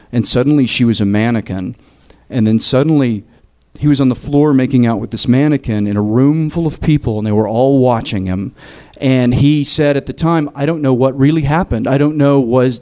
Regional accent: Tennessee, United States; moved away as an adult; also born or lived in New York; I'm from Tennessee

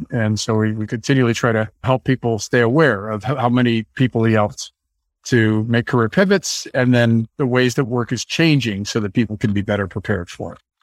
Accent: San Francisco, California, United States; I grew up in San Francisco

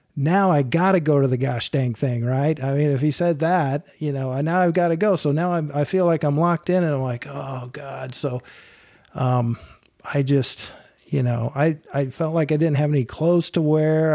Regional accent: Long Beach, California, United States; moved away as an adult; now in Texas, United States; I grew up in Long Beach

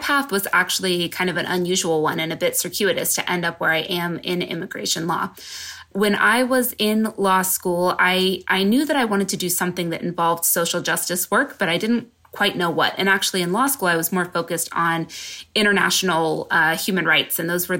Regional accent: West Coast, United States; also born or lived in New York; now in San Diego, United States; I'm from the West Coast originally. And so I ended up moving to San Diego.

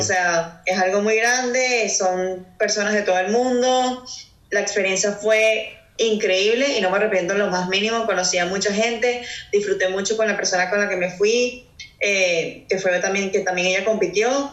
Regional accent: Caracas, Capital District, Venezuela; moved away as an adult; now in Houston, United States; soy de Caracas, Venezuela

